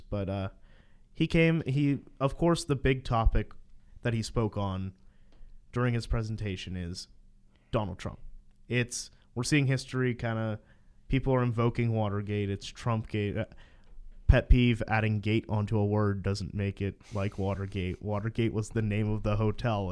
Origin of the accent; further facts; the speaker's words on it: Aliquippa, Pennsylvania, United States; I'm from Valquippa